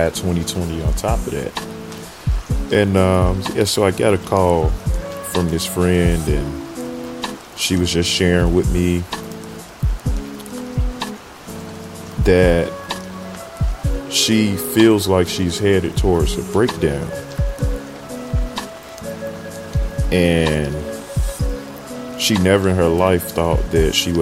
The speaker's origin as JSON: {"language": "English", "town": "Chicago", "region": "Illinois", "country": "United States", "moved": "yes", "lives_now": "Southern California, United States", "said": "I am from Chicago, Illinois, originally, so fairly used to the rain and the different four seasons."}